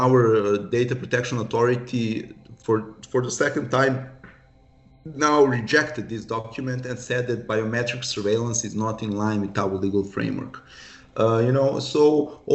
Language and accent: English; Serbia; we are from Serbia, non-EU country